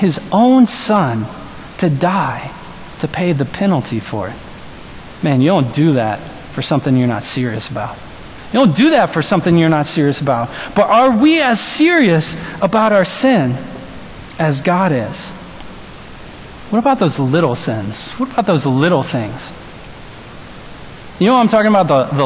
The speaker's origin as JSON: {"language": "English", "town": "New Orleans", "region": "Louisiana", "country": "United States", "tie": "born or raised there", "moved": "yes", "said": "I'm from New Orleans"}